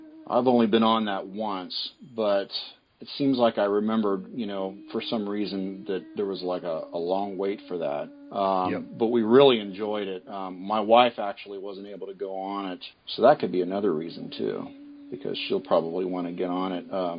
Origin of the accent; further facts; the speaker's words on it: Southern California, United States; also born or lived in Ohio; my mom moved me to Southern California. So I grew up in Southern California.